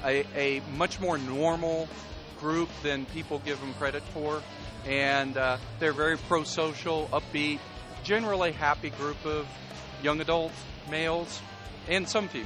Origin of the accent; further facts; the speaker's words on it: South Dakota, United States; moved away as an adult; also born or lived in South Carolina; now in Spartanburg, United States; I was born and raised in South Dakota, but I live in South Carolina now. That's where I teach.